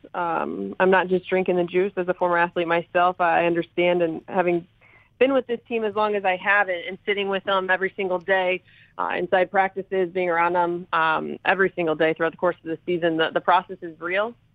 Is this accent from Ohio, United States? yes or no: yes; Ohio, United States; I am born and raised in Ohio